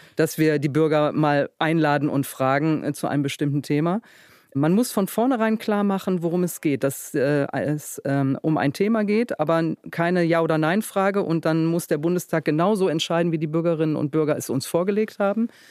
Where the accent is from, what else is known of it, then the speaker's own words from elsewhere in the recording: Duisburg, North Rhine-Westphalia, Germany; Ich komme aus dem Ruhrgebiet